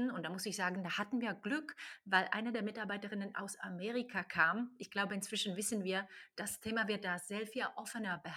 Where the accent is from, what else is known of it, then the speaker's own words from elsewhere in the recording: Slovakia; also born or lived in Ireland / Czech Republic; now in Germany; Ich komme ursprünglich aus der Slowakei und nach Deutschland kam ich über Irland, über Tschechien und in Deutschland bin ich jetzt seit langsam neun Jahren plus